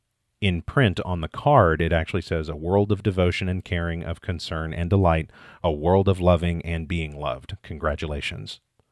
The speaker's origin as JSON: {"language": "English", "region": "Midwest", "country": "United States", "tie": "born there", "said": "I was born in 1979 in the Midwest and adopted 8 days later."}